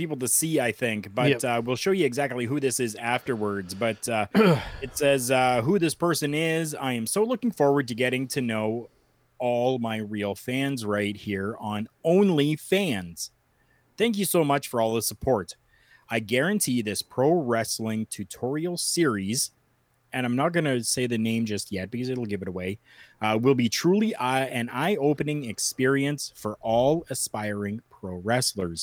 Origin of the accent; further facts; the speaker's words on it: Canada; I'm Canadian